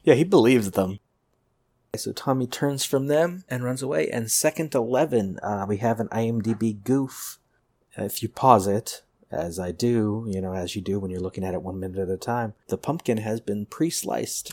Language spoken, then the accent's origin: English; Pasadena, California, United States; I grew up in Pasadena